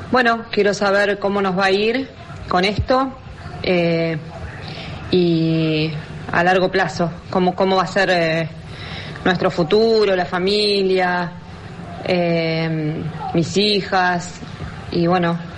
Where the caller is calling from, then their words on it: Remedios de Escalada, Buenos Aires Province, Argentina; Soy … de Remedios de Escalada.